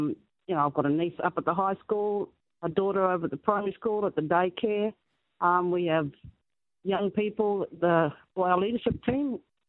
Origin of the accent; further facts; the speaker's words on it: Harvey, Western Australia, Australia; Harvey, as my hometown, born and bred